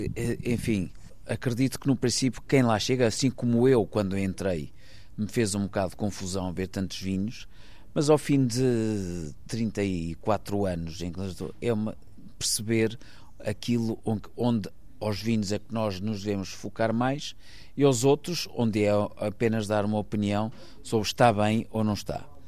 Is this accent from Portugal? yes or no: yes; Maia, Norte, Portugal; also born or lived in Porto; nasci no Porto, mas vivi toda a minha vida numa, numa quinta que, na, na, Maia